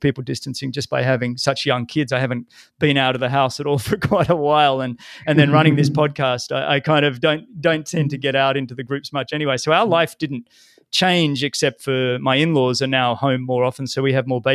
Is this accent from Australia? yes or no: yes; Sydney, New South Wales, Australia; growing up in Sydney